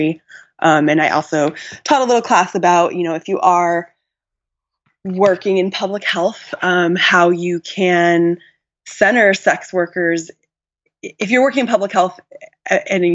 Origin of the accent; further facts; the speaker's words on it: Tucson, Arizona, United States; I grew up in Tucson, Arizona